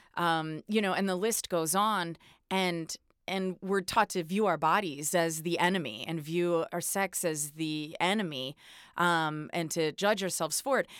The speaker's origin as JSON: {"language": "English", "region": "East Coast", "country": "United States", "said": "I'm from the East Coast too, so, uh, we're taught to be pretty blunt"}